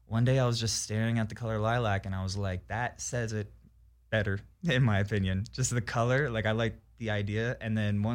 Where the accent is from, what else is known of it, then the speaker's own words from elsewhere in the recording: New Jersey, United States; I'm from South Jersey